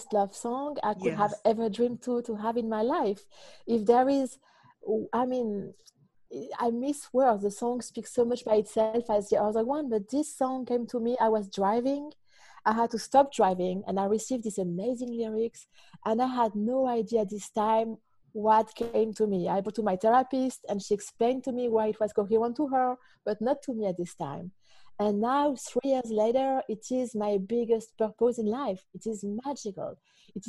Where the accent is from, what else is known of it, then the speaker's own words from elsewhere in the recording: France; English is a second language; now in Auckland; this is what I grew up with in France